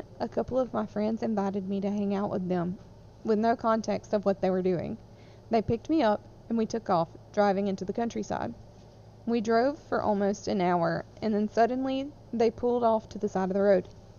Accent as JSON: {"language": "English", "region": "Midwest", "country": "United States", "tie": "born or raised there", "said": "I grew up in the Midwest, and I don't know if anyone outside the Midwest knows this"}